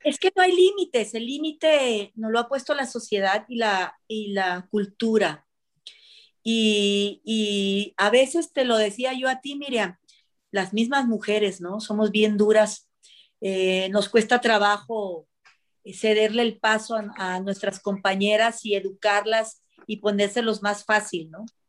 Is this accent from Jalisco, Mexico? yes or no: yes; Puerto Vallarta, Jalisco, Mexico; moved away; also born or lived in Central America; yo que venía de, en aquel entonces venía de Jalisco, yo soy de Jalisco, y venía yo de Puerto Vallarta